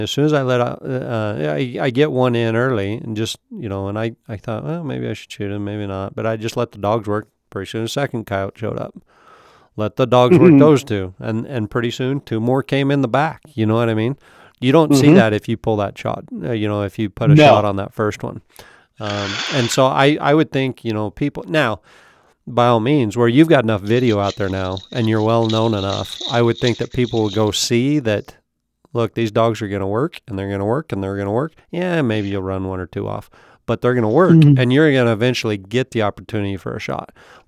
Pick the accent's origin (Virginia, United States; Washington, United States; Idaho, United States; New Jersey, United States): Idaho, United States